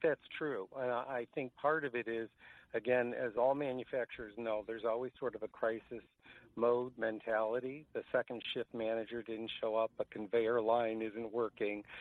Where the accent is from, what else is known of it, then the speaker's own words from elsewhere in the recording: Washington, District of Columbia, United States; I too was born in Washington